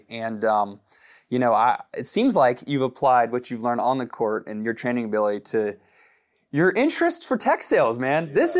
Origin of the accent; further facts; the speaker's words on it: Houston, Texas, United States; I'm from Houston.